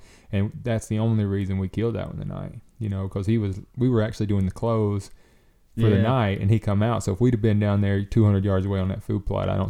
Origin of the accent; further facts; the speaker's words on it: the South, United States; I grew up in the South